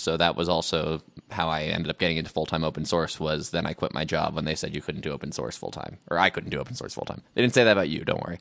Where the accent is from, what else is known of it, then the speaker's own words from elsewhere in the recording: Albuquerque, New Mexico, United States; I grew up in Albuquerque, New Mexico